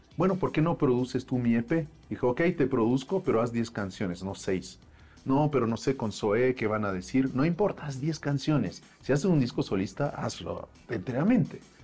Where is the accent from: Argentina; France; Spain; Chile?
France; Paris, Île-de-France; moved away as an adult; now in Mexico; nacieron mis hermanos y nací yo en París